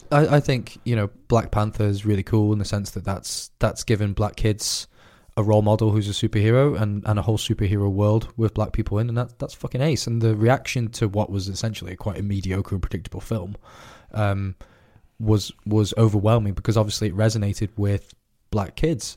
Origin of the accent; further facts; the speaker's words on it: United Kingdom; as a British person living in the Britain that we have today